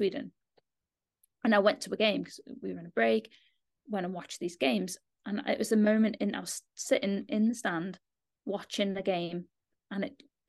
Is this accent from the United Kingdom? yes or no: yes; Liverpool, North West England, United Kingdom; moved away; I'm from Liverpool, just outside of Liverpool.